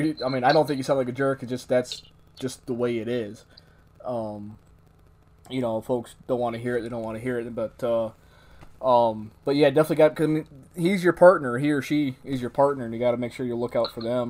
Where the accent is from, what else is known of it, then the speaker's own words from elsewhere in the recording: Lake Ontario, Northeast, United States; now in Arizona, United States; I grew up in the Northeast, big woods